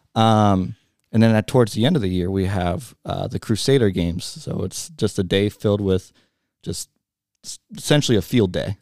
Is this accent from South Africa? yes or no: no; Montgomery, Ohio, United States; I grew up in Montgomery, so right down the road